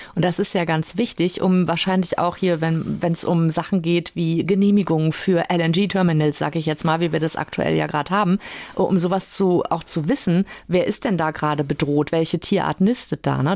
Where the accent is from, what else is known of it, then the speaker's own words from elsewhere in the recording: Western Pomerania, Mecklenburg-Vorpommern, Germany; bei uns in Vorpommern